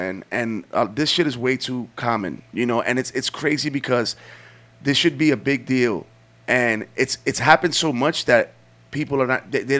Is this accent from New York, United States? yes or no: yes; New York, United States; we grew up in New York.